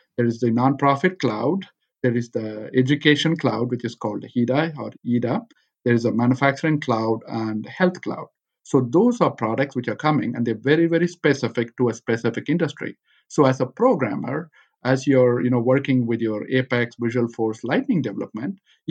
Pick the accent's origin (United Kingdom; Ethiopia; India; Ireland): India; Chennai, Tamil Nadu; moved away as an adult; now in United States; I am originally from Chennai, India